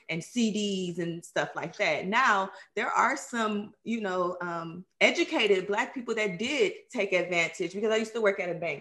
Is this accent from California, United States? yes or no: no; Cleveland, Ohio, United States; I grew up in Cleveland, Ohio, um, in mm. the inner cities